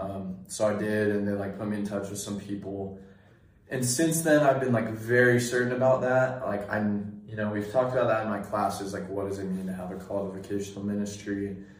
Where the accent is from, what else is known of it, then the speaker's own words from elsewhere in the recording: Sacramento, California, United States; I grew up in Sacramento area, Northern California